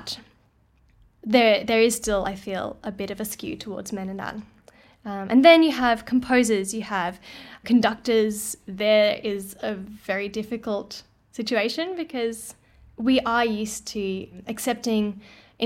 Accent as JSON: {"language": "English", "town": "Brisbane", "region": "Queensland", "country": "Australia", "moved": "as an adult", "lives_now": "Melbourne, Australia", "said": "I am from Brisbane originally, and I went to uni there."}